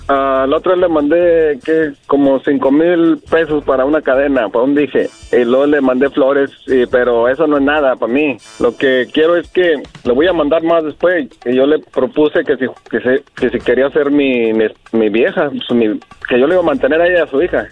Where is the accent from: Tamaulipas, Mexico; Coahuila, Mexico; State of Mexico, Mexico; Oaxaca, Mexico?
Coahuila, Mexico; Torreón; moved away; yo soy de Torreón